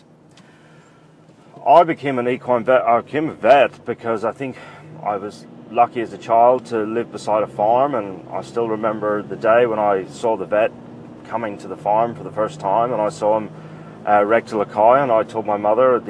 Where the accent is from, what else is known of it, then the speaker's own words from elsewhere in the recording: Northern Ireland, United Kingdom; moved away as an adult; also born or lived in Cambridge, England; now in Melbourne, Australia; I grew up in Northern Ireland